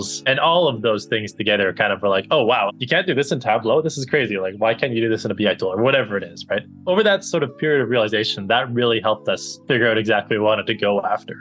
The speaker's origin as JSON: {"language": "English", "country": "Canada", "also_born_or_lived": "United Kingdom / Boston / New York", "moved": "as an adult", "lives_now": "United States", "said": "I'm originally from Canada"}